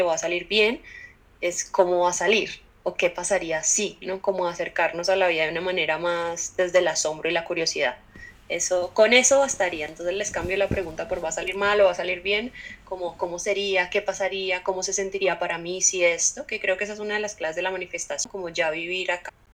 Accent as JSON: {"language": "Spanish", "town": "Cali", "region": "Valle del Cauca", "country": "Colombia", "said": "soy caleña"}